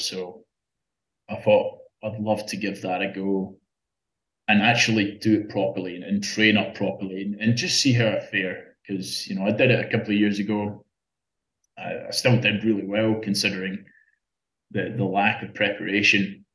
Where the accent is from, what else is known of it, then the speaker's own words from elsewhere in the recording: Scotland, United Kingdom; moved away as an adult; now in Australia; I'm, I'm not from here in Australia. I, I, I grew up in Scotland.